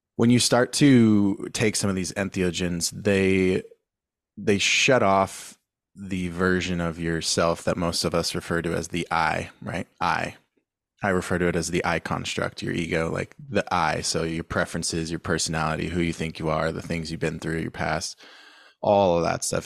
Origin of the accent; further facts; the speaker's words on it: San Diego, California, United States; I'm from San Diego, born and raised